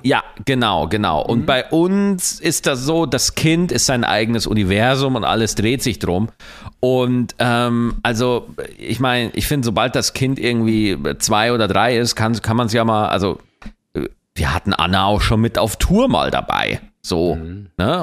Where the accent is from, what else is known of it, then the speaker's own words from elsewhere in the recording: Lower Bavaria, Germany; ich komme aus Niederbayern